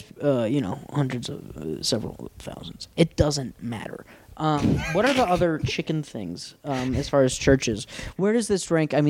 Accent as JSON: {"language": "English", "region": "Wyoming", "country": "United States", "said": "I'm from Wyoming."}